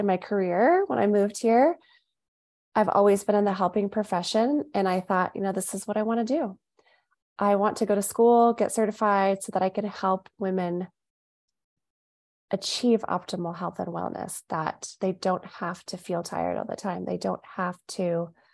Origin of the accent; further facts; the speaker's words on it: Southern California, United States; moved away as an adult; now in Phoenix, United States; I'm originally from Southern California, we moved to Phoenix about 5 years ago